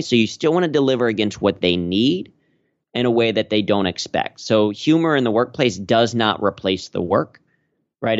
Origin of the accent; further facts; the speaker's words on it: Cincinnati, Ohio, United States; moved away as an adult; now in New York, United States; growing up in Cincinnati